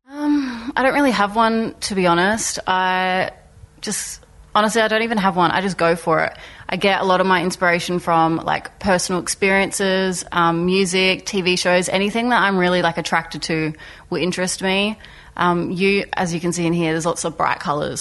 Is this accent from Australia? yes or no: yes; Port Augusta, South Australia, Australia; now in Adelaide, Australia; I'm an Indigenous artist um, who lives in Adelaide. I'm 21 and I'm from Port Augusta.